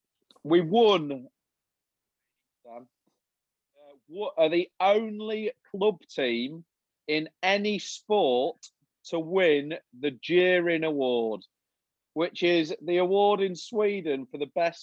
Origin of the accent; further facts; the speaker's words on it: England, United Kingdom; as an Englishman